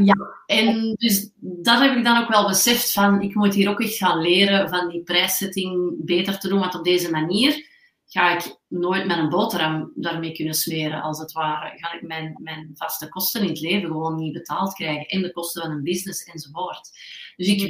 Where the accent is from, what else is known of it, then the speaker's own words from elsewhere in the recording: Antwerp, Flanders, Belgium; geboren en getogen in Antwerpen